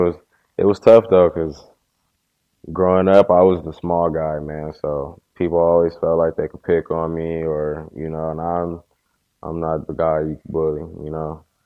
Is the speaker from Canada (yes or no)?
no; Inglewood, California, United States